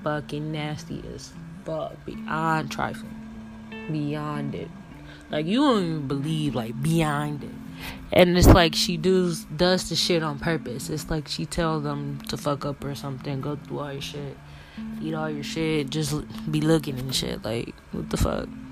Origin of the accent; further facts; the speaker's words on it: Michigan, United States; I'm from Michigan